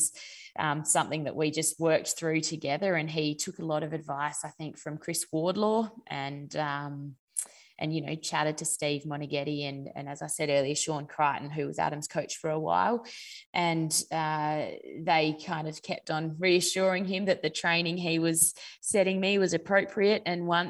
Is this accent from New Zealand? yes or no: no; Naracoorte, South Australia, Australia; also born or lived in Adelaide; So I grew up in Narracourt, which is a country town in South Australia. And then I moved to Adelaide to go to boarding school for my final 3 years of school